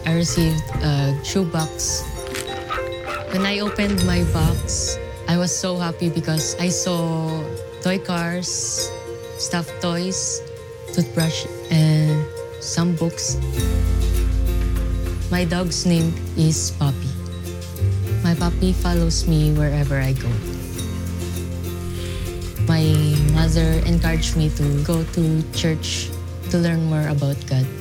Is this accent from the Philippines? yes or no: yes; Sanchez Mira, Cagayan Valley, Philippines; I'm from Philippines in a small town called Sanchez Mira.